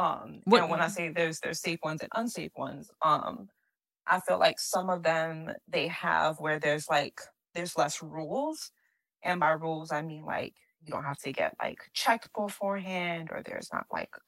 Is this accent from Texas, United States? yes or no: no; New York, United States; And so that's why I'm like, I don't know if this is just because I'm a New Yorker.